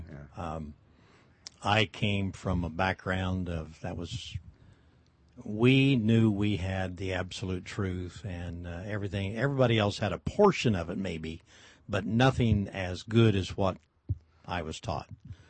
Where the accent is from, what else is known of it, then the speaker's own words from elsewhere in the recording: Colorado, United States; moved away as an adult; also born or lived in Kansas; now in Modesto, United States; I was born in Kansas, but I grew up in Colorado.